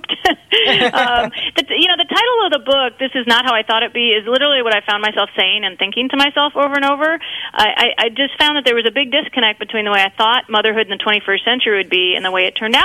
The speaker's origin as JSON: {"language": "English", "town": "Mankato", "region": "Minnesota", "country": "United States", "tie": "born or raised there", "moved": "yes", "said": "I was raised in Mankato, Minnesota, in southern Minnesota. Graduated from high school there"}